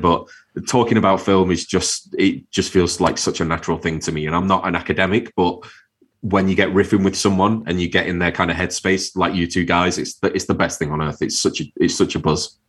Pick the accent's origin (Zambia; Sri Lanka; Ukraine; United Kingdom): United Kingdom; Manchester, North West England; moved away as an adult; also born or lived in Wirral (across the water from Liverpool); I grew up in Manchester, lived there all my life